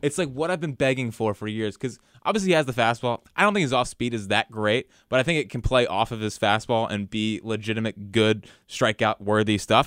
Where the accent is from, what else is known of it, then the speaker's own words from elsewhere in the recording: West Chester, Pennsylvania, United States; I'm from Westchester.